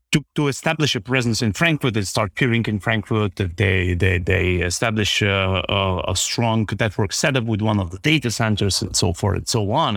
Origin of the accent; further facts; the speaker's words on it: Plovdiv, Plovdiv Province, Bulgaria; moved away as an adult; now in Germany; I have been born in, in, in Plovdiv, Bulgaria, which is the second largest city in this country.